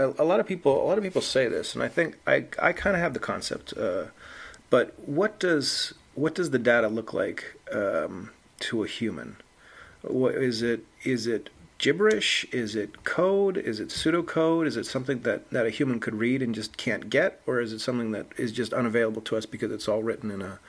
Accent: England, United Kingdom; Am I going to be calling into British Airways, and if it knows I'm from England, it's going to be nicer to me, or what's the situation?

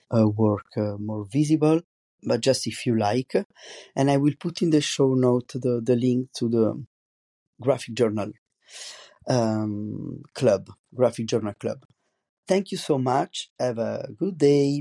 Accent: Italy; accent: strong Italian; English is a second language; moved away as an adult; now in France; I have a very strong Italian accent also in French

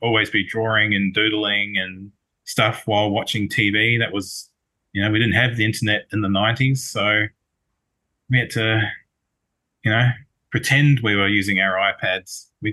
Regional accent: New Zealand; now in Melbourne, Australia; I'm from Melbourne, originally from New Zealand

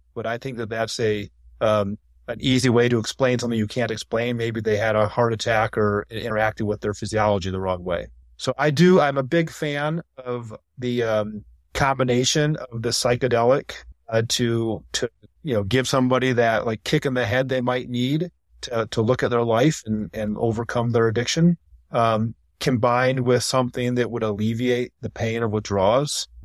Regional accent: Ann Arbor, Michigan, United States; I grew up in Ann Arbor

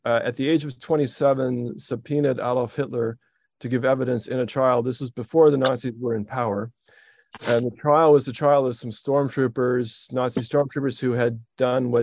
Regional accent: Edmonton, Alberta, Canada; moved away as an adult; also born or lived in Rochester, New York / Toronto; I was born in Rochester, New York. My mom was from New York City, but my dad was Canadian. And very soon after I was born, my parents stuffed me in the back of a car and drove to Edmonton, Alberta, which is where I grew up

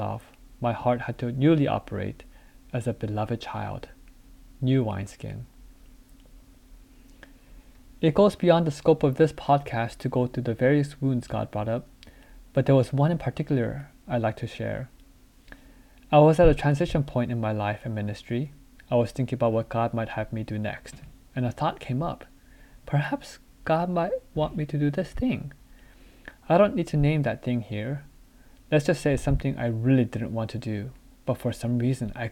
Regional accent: United States; also born or lived in South Korea; My family moved to the US when I was 5 years old

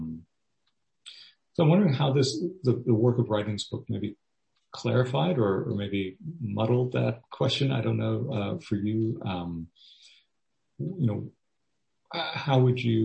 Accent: Miami, Florida, United States; also born or lived in Orlando, Florida; now in Gainesville, United States; I grew up in Miami.

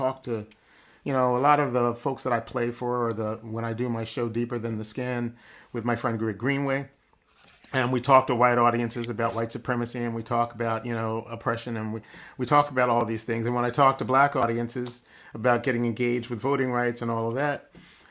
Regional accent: Philadelphia, Pennsylvania, United States; The Black community that I grew up in Philadelphia early on

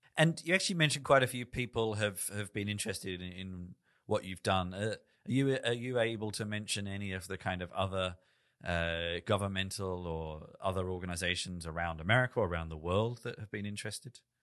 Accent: London, United Kingdom; also born or lived in Melbourne, Australia; now in Berlin, Germany; I live in Berlin, in Germany. I've, I was born in London. I lived in Melbourne, in Australia.

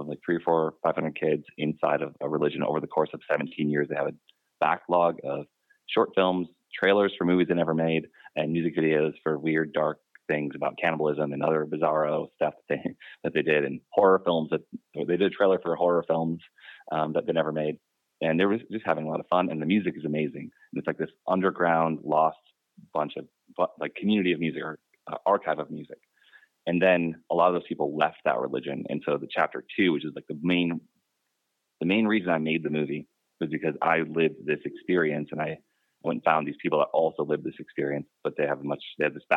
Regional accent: Wisconsin, United States; I grew up in Wisconsin

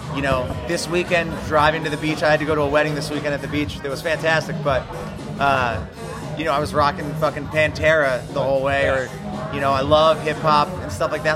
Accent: New Jersey, United States; moved away as an adult; now in Philadelphia, United States; I am not from Philly. I am from the great state of New Jersey

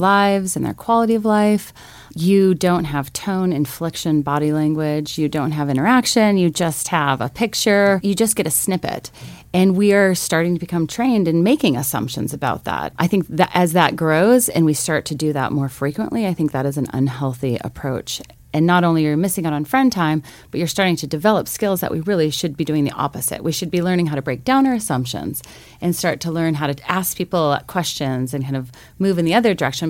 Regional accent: Missoula, Montana, United States; I grew up actually here in Missoula, Montana

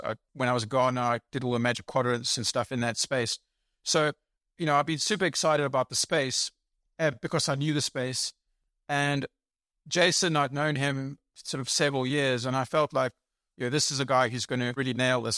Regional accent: South Africa; moved away as an adult; also born or lived in England / United States / United Kingdom; now in Germany; I was born in England. I grew up in South Africa, uh, not Australia

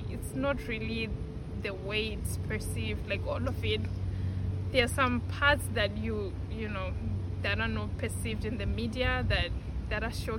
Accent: Zimbabwe; now in United States; Yeah, I'm from Zimbabwe. I'm not from here.

